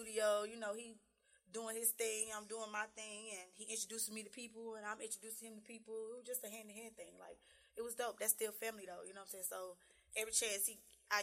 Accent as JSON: {"language": "English", "town": "Charlotte", "region": "North Carolina", "country": "United States", "tie": "born or raised there", "said": "I am from Charlotte, North Carolina, as we all know. You know what I'm saying? Born and raised"}